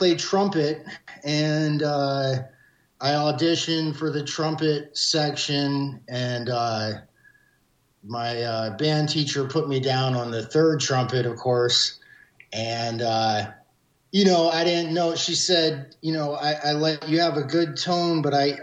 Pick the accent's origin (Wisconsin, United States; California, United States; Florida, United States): Florida, United States; Jacksonville; I grew up in Jacksonville, Florida